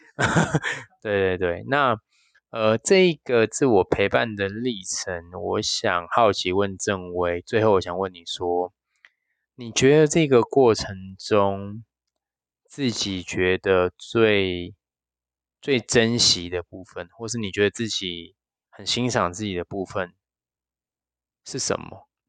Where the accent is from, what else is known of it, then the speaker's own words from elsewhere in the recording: Penghu County, Taiwan; moved away; 我的老家澎湖